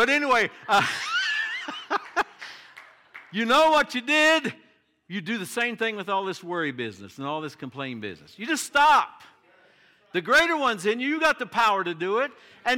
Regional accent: Appalachia, United States; And of course, I was raised in the Appalachian Mountains. I love the mountains, and I think they're beautiful.

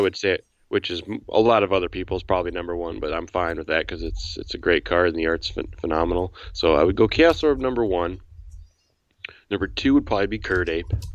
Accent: 45 minutes southwest of Chicago, Illinois, United States; I grew up about 45 minutes southwest of the city

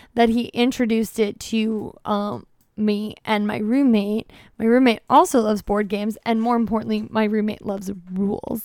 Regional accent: United States; as the American

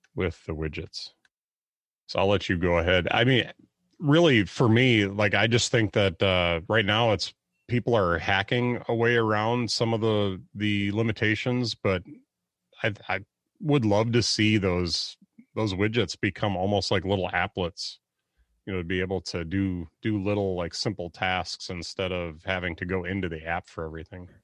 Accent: Wisconsin, United States; I'm from Wisconsin.

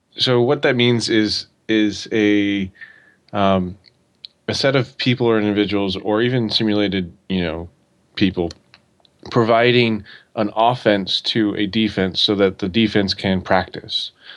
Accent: Oregon, United States; I grew up in Oregon

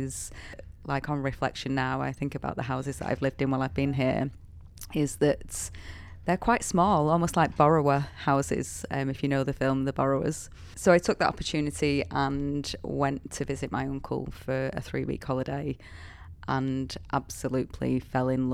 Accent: Salford, North West England, United Kingdom; moved away as an adult; also born or lived in Manchester; now in Australia; I grew up in Salford, it was a 20-minute straight walk down the road to the city centre

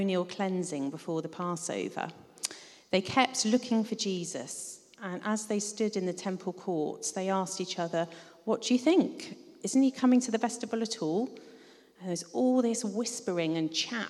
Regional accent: United Kingdom; also born or lived in London / Devon; now in Ottery St Mary, United Kingdom; I grew up a bit in London and a bit in Devon

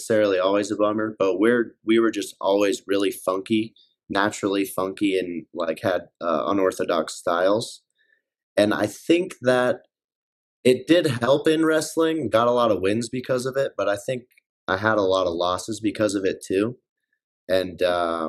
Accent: Colorado Springs, Colorado, United States; also born or lived in Minot, North Dakota; I was born and raised here

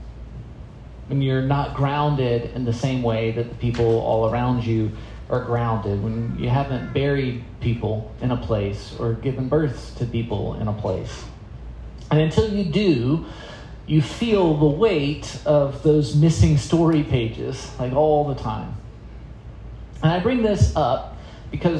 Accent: South Carolina, United States; also born or lived in Florida; now in Maryland, United States; I grew up in South Carolina.

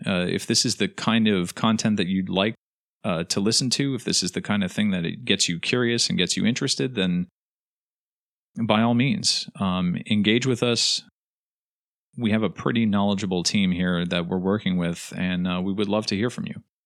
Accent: United States

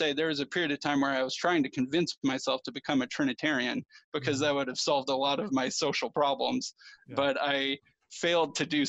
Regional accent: Chicago, Illinois, United States; I grew up in the Chicago area

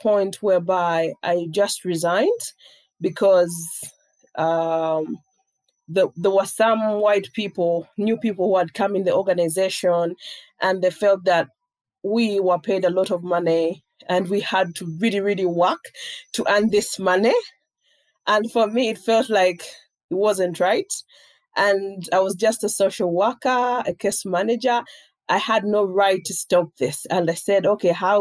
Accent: Jinja, Uganda; now in Kampala, Uganda; my hometown.

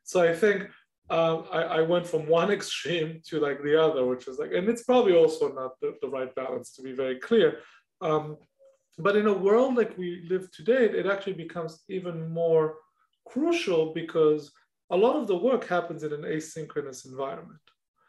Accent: Israel; English is a second language; moved away; when I moved from Israel, that was non-existent, meaning I knew how to write and read English, obviously, and definitely speak English somewhat better than I speak Hebrew in some cases.

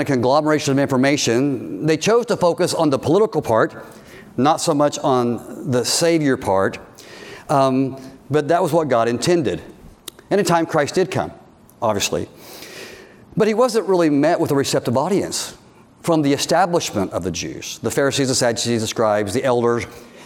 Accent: United States; we're Americans

